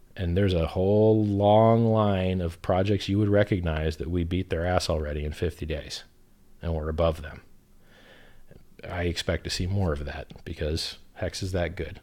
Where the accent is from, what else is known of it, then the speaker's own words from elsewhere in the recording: United States; where I grew up in America